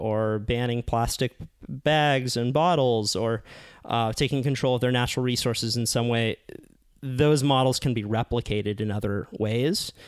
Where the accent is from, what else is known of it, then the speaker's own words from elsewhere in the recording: Santa Cruz, California, United States; I grew up in Santa Cruz